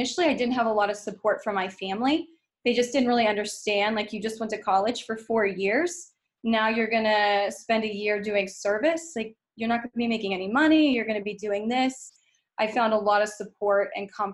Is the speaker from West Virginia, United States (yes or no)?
yes; West Virginia, United States; moved away as an adult; I was born and raised in West Virginia and lived there pretty much my entire life until the year after I graduated college